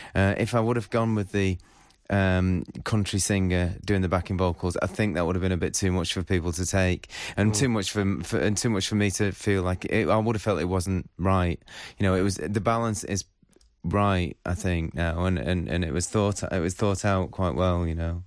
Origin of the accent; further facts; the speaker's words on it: Northwich, North West England, United Kingdom; also born or lived in Salford; I grew up in Northwich